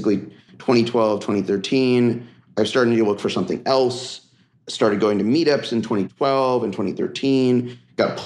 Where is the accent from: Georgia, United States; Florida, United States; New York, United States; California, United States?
California, United States; Silicon Valley; also born or lived in Philadelphia; grew up in the Silicon Valley